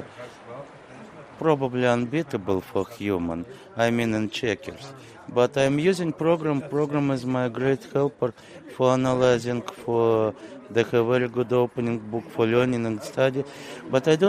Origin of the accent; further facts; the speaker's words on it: Moscow, Russia; English is a second language; moved away as an adult; now in Dublin, Ohio, United States; Originally, I am from Russia, Moscow